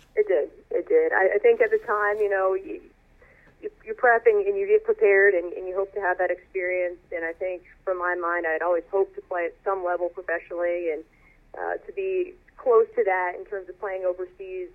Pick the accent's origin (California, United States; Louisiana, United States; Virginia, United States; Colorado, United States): Virginia, United States; Northern; moved away; I grew up in the Northern Virginia area, uh, about 20 miles outside of D.C.